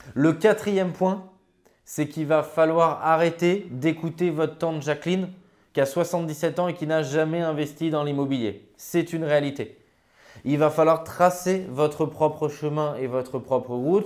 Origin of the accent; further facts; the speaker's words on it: Grenoble, Auvergne-Rhône-Alpes, France; je suis originaire de Grenoble